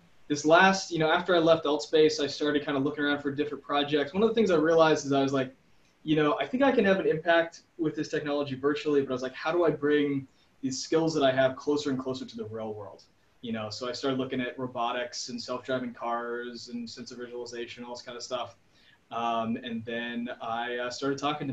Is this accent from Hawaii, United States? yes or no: yes; Hawaii, United States; I was born and raised in Hawaii and grew up out there